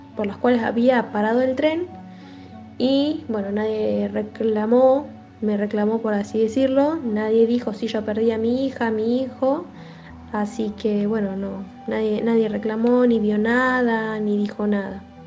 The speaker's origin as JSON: {"language": "Spanish", "region": "Buenos Aires", "country": "Argentina", "said": "soy de Buenos Aires, porque mi documento dice eso"}